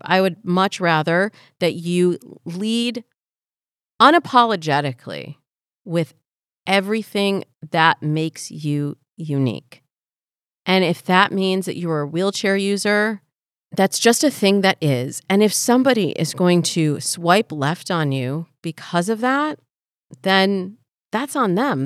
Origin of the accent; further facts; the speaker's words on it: Midwest, United States; Black and Jewish, growing up in the Midwest.